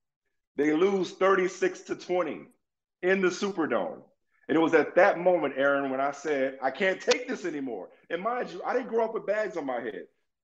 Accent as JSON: {"language": "English", "town": "New Orleans", "region": "Louisiana", "country": "United States", "tie": "born or raised there", "moved": "as an adult", "said": "But that's still my hometown. It's still the place that birthed me and raised me."}